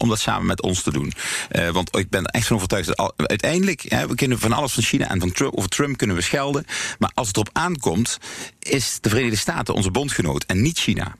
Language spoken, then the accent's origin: Dutch; Limburg, Netherlands; zeg ik dan maar even als Limburger